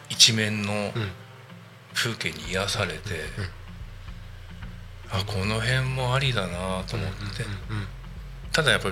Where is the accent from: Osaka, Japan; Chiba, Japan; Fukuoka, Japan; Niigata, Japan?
Chiba, Japan; Kashiwa; now in Narita, Japan; 後あの両親が千葉県の柏市に家を、はい買って、はい、でそこに26歳までかな、はい、いました、うん、で26の時に結婚して、はい、で結婚したタイミングで言うとあの成田に越してくることになったんですけども